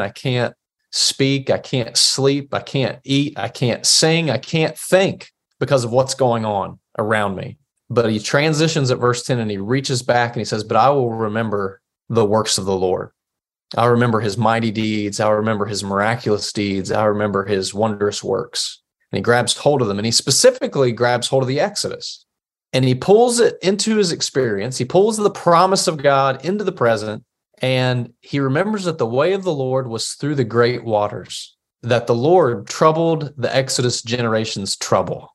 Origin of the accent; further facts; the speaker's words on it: Appalachia, United States; as Appalachian Christians